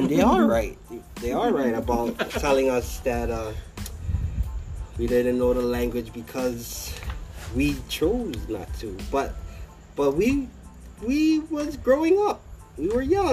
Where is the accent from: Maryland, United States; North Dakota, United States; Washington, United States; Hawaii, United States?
Hawaii, United States; I was an American Samoan man who didn't know how to speak Samoan. Born and raised in Hawaii